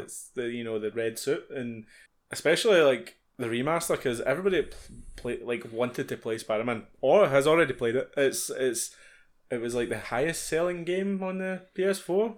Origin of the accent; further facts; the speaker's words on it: Scotland, United Kingdom; being Scottish